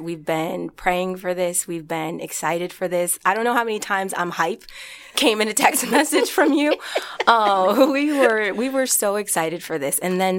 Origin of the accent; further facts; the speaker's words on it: Omaha, Nebraska, United States; I grew up in Omaha, Nebraska.